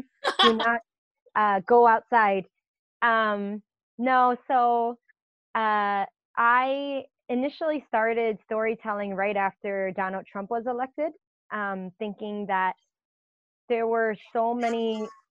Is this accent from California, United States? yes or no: no; New York City, New York, United States; I was born and raised here in Chinatown in Manhattan, where I'm currently quarantined safely